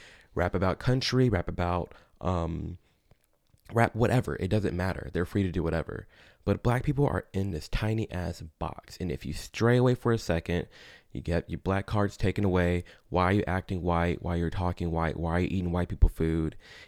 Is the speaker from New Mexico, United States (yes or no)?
no; Chicago, Illinois, United States; I'm from Chicago.